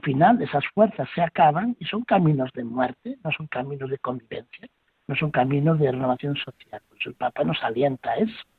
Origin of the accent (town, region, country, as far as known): Spain